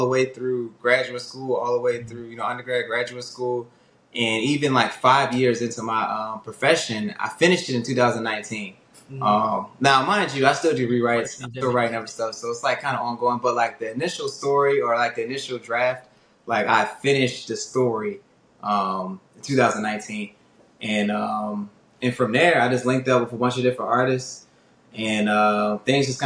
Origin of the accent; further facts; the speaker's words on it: Severn, Maryland, United States; I grew up in Anne Arundel County, specifically Seven Oaks